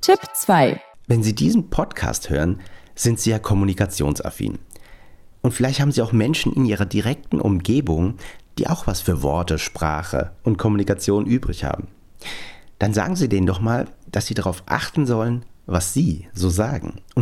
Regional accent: Frankfurt, Hesse, Germany; Und für mich als echten Hessen, als, als Frankfurter, dachte ich natürlich ganz besonders, was der so sagt.

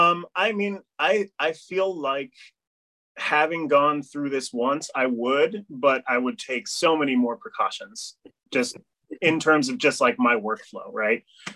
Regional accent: Amherst, Massachusetts, United States; I grew up in Amherst, Mass, right? You know, which is a very multicultural town

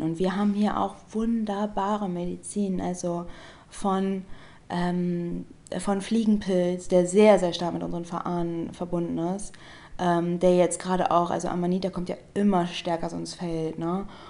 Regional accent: Germany; ich bin Deutsche

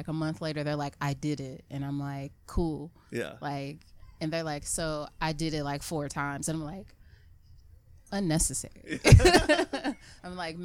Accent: United States; growing up in America

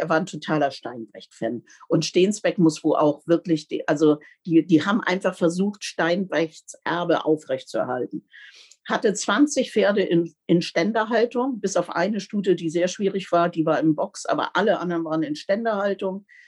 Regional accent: Bendestorf, Lower Saxony, Germany; bei uns in Bendesdorf, also das ist ja auch alles noch eine ganz andere Zeit gewesen, also draußen im Landkreis

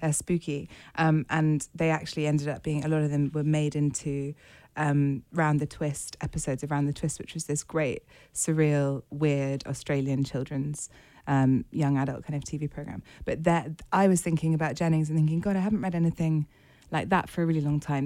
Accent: United Kingdom; as a British reader and writer

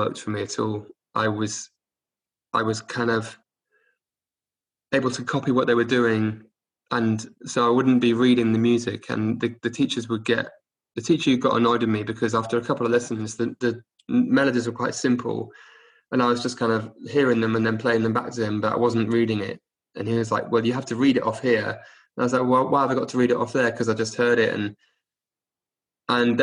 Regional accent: Oxford, South East England, United Kingdom; also born or lived in Cardiff; I was born in Cardiff, but I grew up in Oxford from the age of one, like 18 months

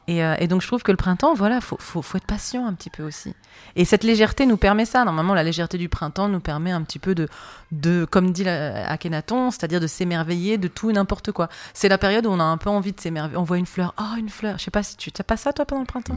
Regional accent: Marseille, Provence-Alpes-Côte d'Azur, France; chez moi à Marseille

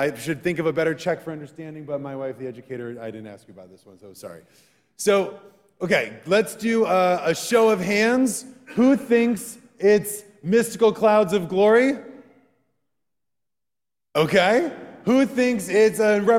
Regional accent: Wisconsin, United States; Growing up in Wisconsin

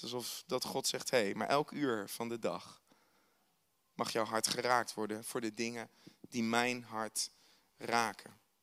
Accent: Netherlands; wij als Hollander

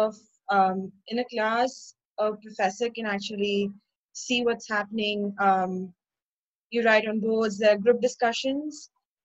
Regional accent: Chennai, Tamil Nadu, India; I'm from Chennai, India

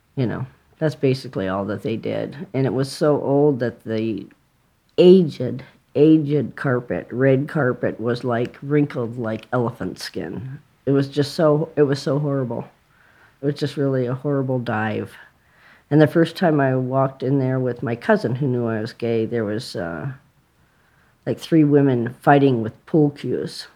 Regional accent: San Diego, California, United States; I grew up in San Diego

